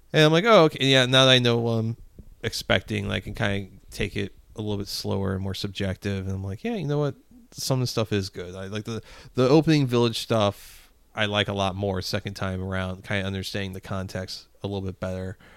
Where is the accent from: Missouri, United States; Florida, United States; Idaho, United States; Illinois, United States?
Missouri, United States; Spanish Lake; growing up in Spanish Lake